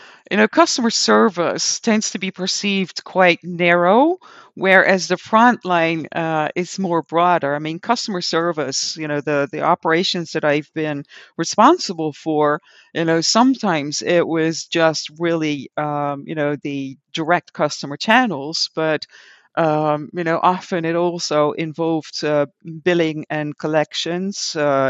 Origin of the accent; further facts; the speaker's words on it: Netherlands; English is a second language; the local supermarket of the village where I grew up in the Netherlands.